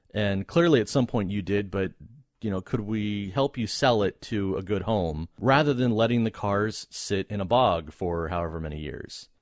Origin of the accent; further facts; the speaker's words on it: United States; being American